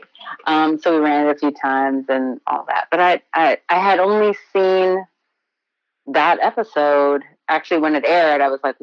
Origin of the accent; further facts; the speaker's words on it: Elyria, Ohio, United States; moved away as an adult; also born or lived in Baltimore; now in New York, United States; I grew up in Ohio in a small town called Elyria